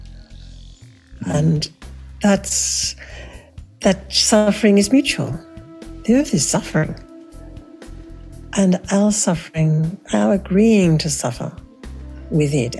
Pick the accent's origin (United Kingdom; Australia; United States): Australia; Cairns, Queensland; I was born in Cairns, and my early childhood was entirely there. And it's actually called Far North Queensland.